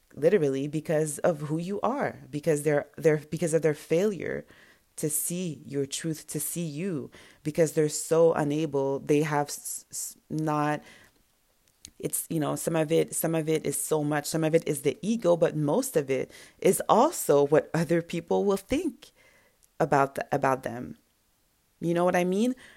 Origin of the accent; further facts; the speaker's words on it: Montreal, Quebec, Canada; first language French; English is a second language; My first language is French or whatever French we speak in Montreal